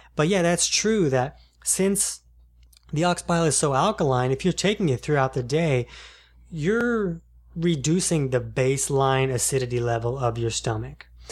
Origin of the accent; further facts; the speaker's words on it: Jacksonville, United States; I'm from Jacksonville